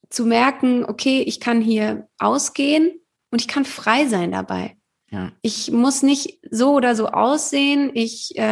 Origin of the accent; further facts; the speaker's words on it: Heidelberg, Baden-Württemberg, Germany; natürlich bin ich auch mal so in meiner Heimatstadt Heidelberg